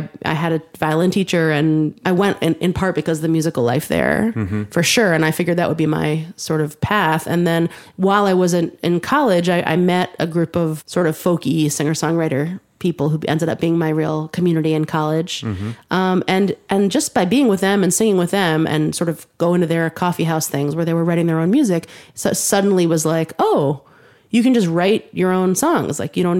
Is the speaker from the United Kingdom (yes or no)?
no; Westchester County, New York, United States; I grew up in Westchester County, suburbs of New York City, about 45 minutes north of Manhattan. And I grew up in a musical family.